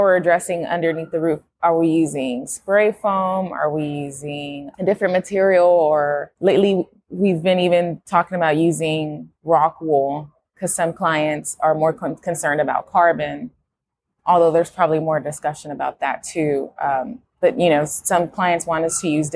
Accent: Houston, Texas, United States; I'm from Houston

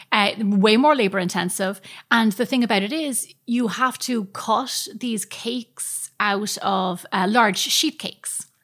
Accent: Ireland; as Irish people

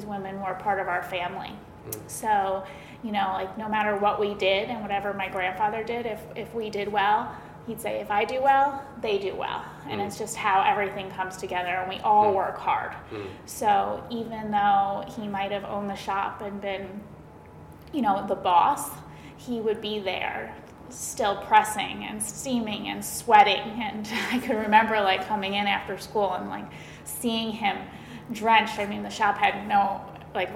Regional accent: Westchester County, New York, United States; moved away as an adult; now in Connecticut, United States; I grew up in Westchester County

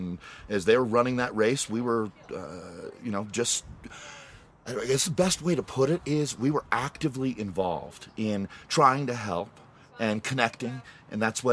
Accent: Boulder, Colorado, United States; I grew up in the Table Mesa part of Boulder

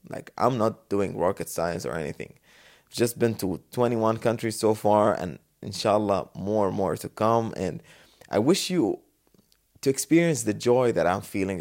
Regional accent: Dubai, United Arab Emirates; But I'm from Dubai, the safest city on the world, the best city

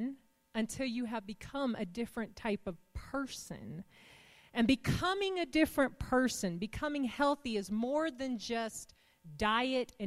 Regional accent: the South, United States; we're from the South

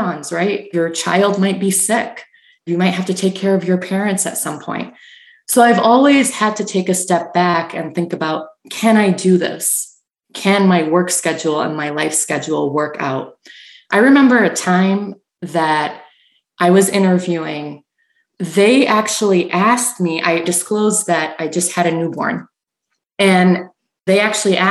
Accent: Canada; moved away as an adult; now in Michigan, United States; I grew up in Canada

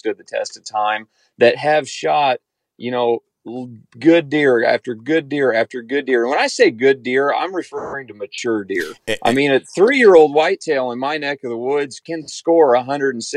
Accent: Kansas, United States; I'm from Kansas

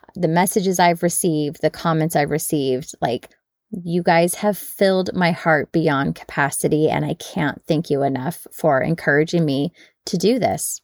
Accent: United States; we Americans

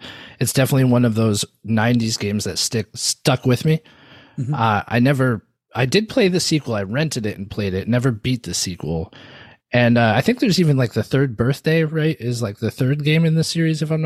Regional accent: West Coast, United States; moved away; I am from the West Coast originally

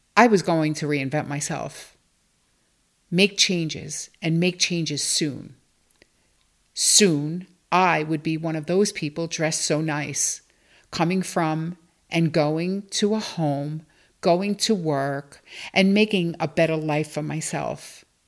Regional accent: New York City, New York, United States; I grew up in Bensonhurst, Brooklyn, with my mom and sister

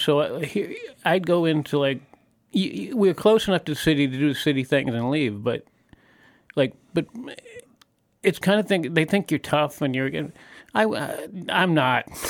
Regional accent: New York, United States; moved away as an adult; also born or lived in Baltimore; I was born in Baltimore, but I grew up in New York

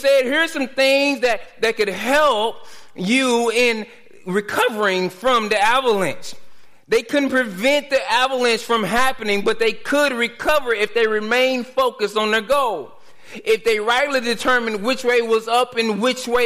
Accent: Dallas, Texas, United States; growing up in Dallas

